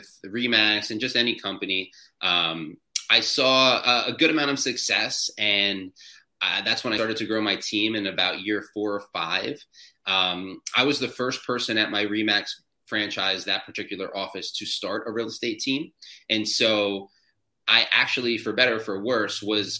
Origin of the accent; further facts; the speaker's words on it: New Jersey, United States; I am from New Jersey. I live at the Jersey Shore, just like the MTV show that everyone knows about